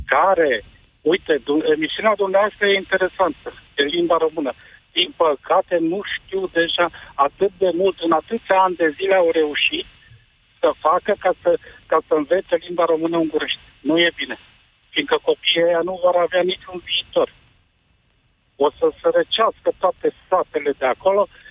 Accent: Transylvania, Romania; eu sunt din Ardeal

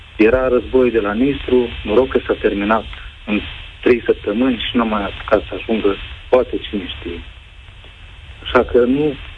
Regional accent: Moldova; now in Romania; eu sunt soțul din Republica Moldova

